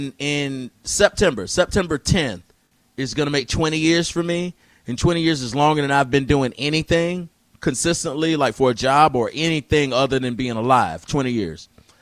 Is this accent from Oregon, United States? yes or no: no; Orlando, Florida, United States; also born or lived in Tampa; I'm from Orlando.